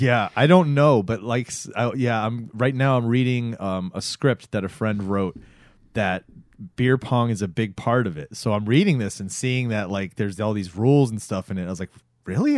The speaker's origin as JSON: {"language": "English", "region": "Florida", "country": "United States", "tie": "born or raised there", "said": "growing up in Florida"}